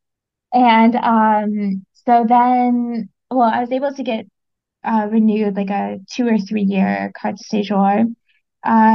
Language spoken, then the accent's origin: English; United States; also born or lived in London, United Kingdom; now in Paris, France; Even though I'm American